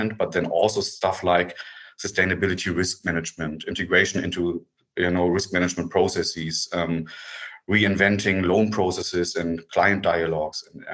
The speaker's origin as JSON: {"language": "English", "country": "Germany", "said": "get back to Germany because I have two kids and I wanted to have them closer to me"}